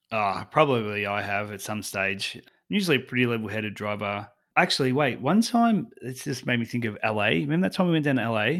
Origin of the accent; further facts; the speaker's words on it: Australia; I'm from Australia